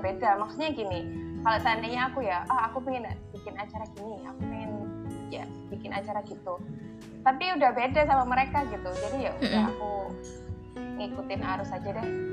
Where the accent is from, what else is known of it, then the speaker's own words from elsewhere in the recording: Jombang, East Java, Indonesia; teman-temanku sesama teman di Jombang